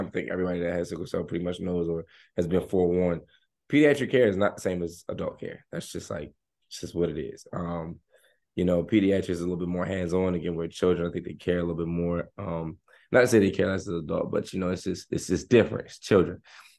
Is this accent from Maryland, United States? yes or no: yes; Maryland, United States; born there; I was born in Hopkins. Like, I'm a Hopkins baby.